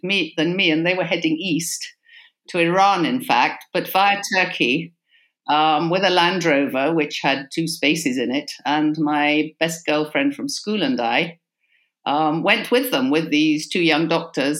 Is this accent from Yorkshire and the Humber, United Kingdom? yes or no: no; Argyll, Scotland, United Kingdom; also born or lived in Callander; I grew up in Argyll on Loch Awe, in a very isolated situation on a sheep farm